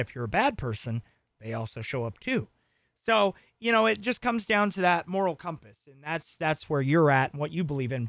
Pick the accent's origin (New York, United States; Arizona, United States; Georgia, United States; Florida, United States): Arizona, United States; all my friends growing up in Arizona were Mormon